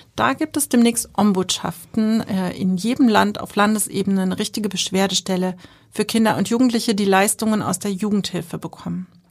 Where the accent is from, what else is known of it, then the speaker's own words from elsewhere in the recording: Germany; bei uns in Deutschland